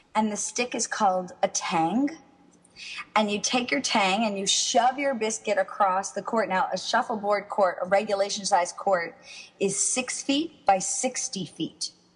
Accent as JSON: {"language": "English", "town": "Miami", "region": "Florida", "country": "United States", "tie": "born or raised there", "also_born_or_lived": "West Palm Beach", "moved": "yes", "lives_now": "New York, United States", "said": "I grew up in Miami"}